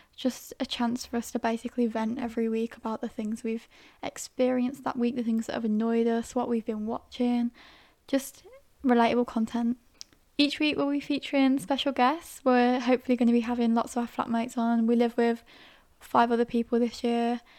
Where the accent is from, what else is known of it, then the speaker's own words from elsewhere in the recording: Staffordshire, West Midlands, United Kingdom; I'm originally from Staffordshire, near Birmingham